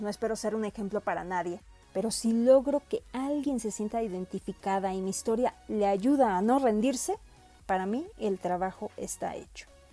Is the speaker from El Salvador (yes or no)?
no; Mexico; Soy orgullosamente mexicana